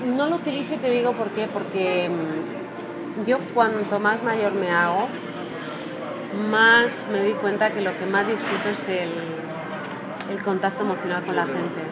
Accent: Spain; no son como los españoles que tenemos eso, el inglés jamu jamu.

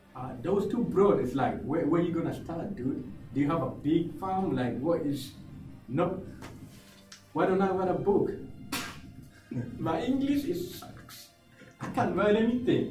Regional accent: Uganda; English is a second language; now in Australia; I'm a I'm a kid who was born in a refugee camp in Uganda.

